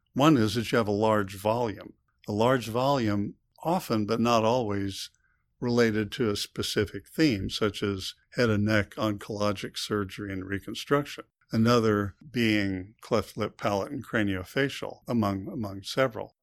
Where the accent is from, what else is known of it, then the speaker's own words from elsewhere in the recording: United States; when I was born, I was born in the U.S.